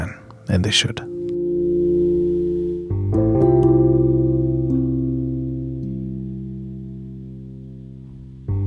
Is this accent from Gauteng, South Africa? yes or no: yes; Soweto, Gauteng, South Africa; I'm from Soweto in South Africa.